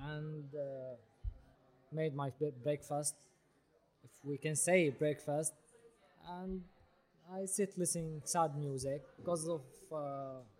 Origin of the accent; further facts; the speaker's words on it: Syria; English is a second language; moved away as an adult; now in Berlin, Germany; We are from Syria.